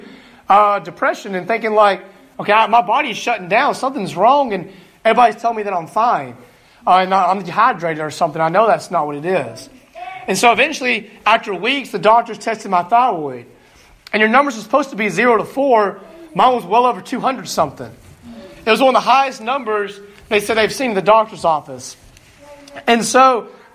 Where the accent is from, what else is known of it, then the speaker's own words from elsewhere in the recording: Alabama, United States; moved away as an adult; now in Greenville, Illinois, United States; I'm from Alabama